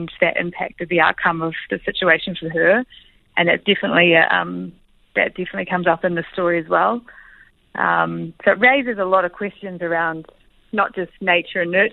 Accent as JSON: {"language": "English", "country": "New Zealand", "tie": "born or raised there", "accent": "Kiwi", "said": "as a Kiwi and as in my own accent and in all familiar territory that I live in and have grown up"}